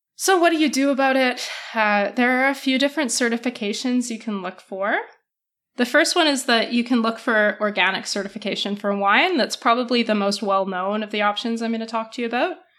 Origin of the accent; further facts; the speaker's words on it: Alberta, Canada; I was born there